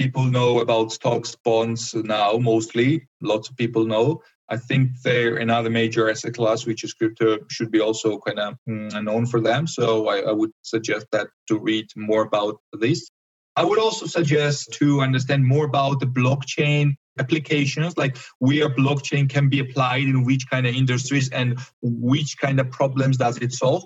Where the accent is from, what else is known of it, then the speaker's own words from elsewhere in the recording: Georgia; from Georgia